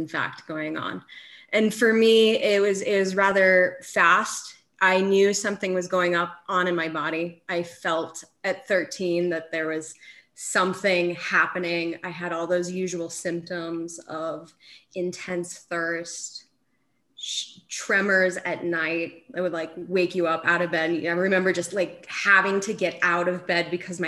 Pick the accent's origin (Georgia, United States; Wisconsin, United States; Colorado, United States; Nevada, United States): Colorado, United States; Aspen; So I live in Aspen. I grew up in Aspen, Colorado.